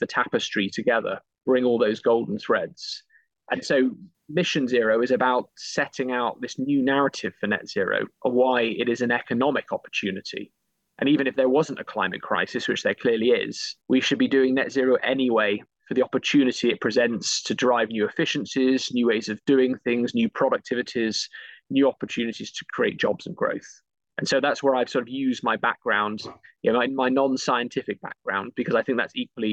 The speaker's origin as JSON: {"language": "English", "town": "Bristol", "region": "South West England", "country": "United Kingdom", "tie": "born or raised there", "said": "I grew up in Bristol, big aerospace sort of capital."}